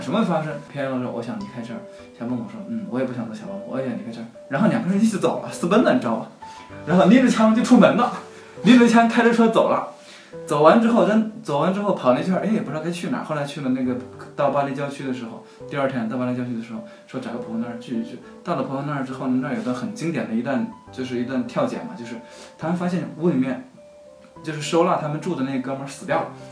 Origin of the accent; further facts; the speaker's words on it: middle and lower Yangtze River region, China; 我在长江中下游